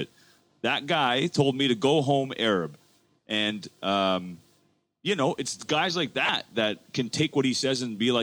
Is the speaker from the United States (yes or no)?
no; Canada; I'm born and raised in Canada with Canadian values